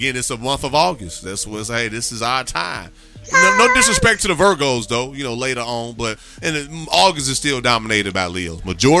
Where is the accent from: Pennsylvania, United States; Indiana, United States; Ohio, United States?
Indiana, United States; Gary; moved away as an adult; also born or lived in Chicago, Illinois; now in Houston, United States; I grew up in Gary, but I went to Chicago to play high school ball.